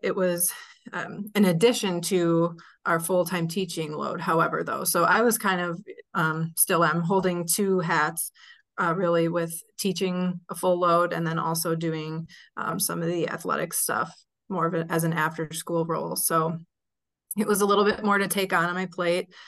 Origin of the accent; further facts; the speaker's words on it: Sun Prairie, Wisconsin, United States; Sun Prairie here in my hometown